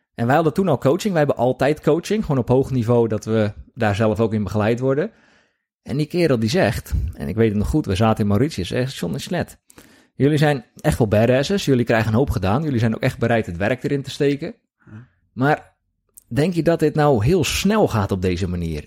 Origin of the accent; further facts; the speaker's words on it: Hoeksche Waard, South Holland, Netherlands; ik kom uit die kant, ik kom uit Hoekse Waard.